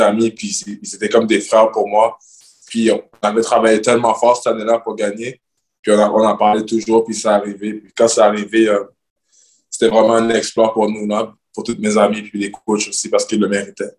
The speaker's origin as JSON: {"language": "French", "town": "Montreal", "region": "Quebec", "country": "Canada", "moved": "as an adult", "lives_now": "Greece", "said": "c'est ma ville, c'est ma culture, je viens de Montréal"}